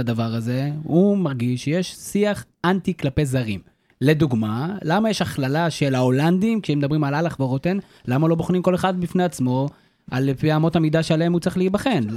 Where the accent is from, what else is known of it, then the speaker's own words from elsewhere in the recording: Karmiel, Northern District, Israel; אני מכרמל במקור